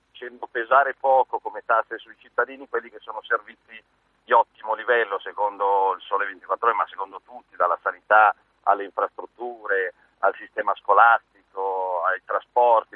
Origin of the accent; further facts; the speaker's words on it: Milan, Lombardy, Italy; milanese da lombardo per la mia città e per la mia terra